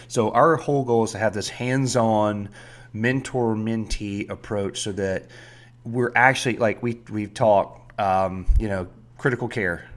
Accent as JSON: {"language": "English", "region": "South Georgia", "country": "United States", "tie": "born or raised there", "said": "I grew up in South Georgia"}